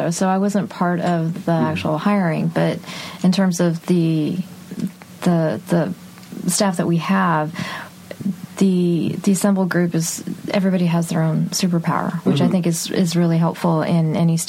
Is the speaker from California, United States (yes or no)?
no; Texas, United States; I grew up in Texas, and well, the audience can't see, but I'm Indian American, and my dad's side of the family is Muslim, and so growing up in Texas